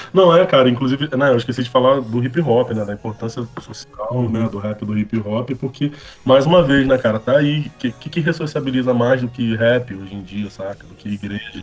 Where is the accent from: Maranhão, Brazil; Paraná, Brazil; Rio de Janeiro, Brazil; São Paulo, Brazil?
Rio de Janeiro, Brazil; eu sou nascido e criado no Complexo da Pedreira, é na Zona Norte, é um, cara, tem um dos piores IDHs aqui do Rio